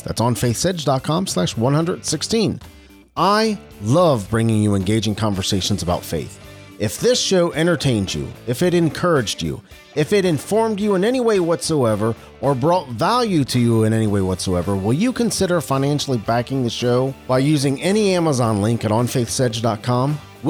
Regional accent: Cincinnati, Ohio, United States; I'm from Cincinnati, Ohio, and the I-75 corridor is full.

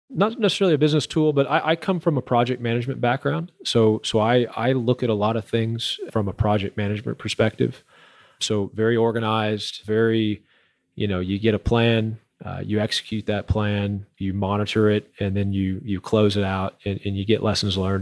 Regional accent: Houston, Texas, United States; moved away as an adult; now in Permian Basin, United States; I'm from Houston

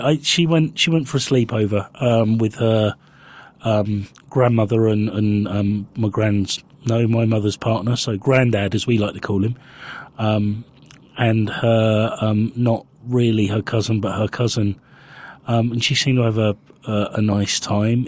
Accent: Winchester, South East England, United Kingdom; I grew up in Winchester

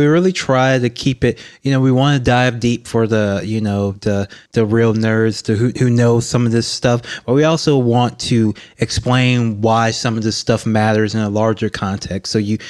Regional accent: Baton Rouge, Louisiana, United States; I'm from Baton Rouge, Louisiana. I've always been interested in politics because I'm a black man from Louisiana

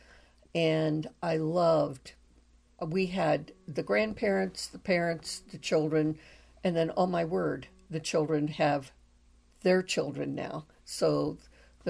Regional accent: North Central Indiana, United States; moved away; I was born and raised in North Central Indiana

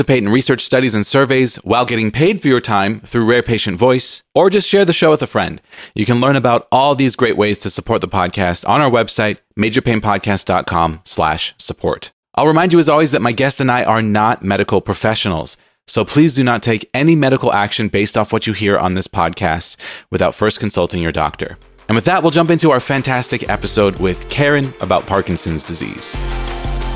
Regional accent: San Diego, California, United States; I grew up in San Diego.

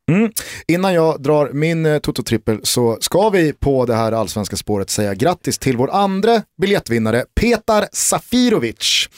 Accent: Stockholm, Stockholm County, Sweden; som stockholmare

